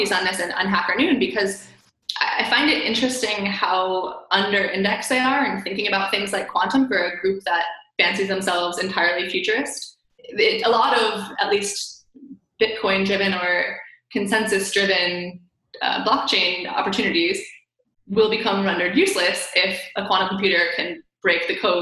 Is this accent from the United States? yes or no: yes; Michigan, United States; I'm from Michigan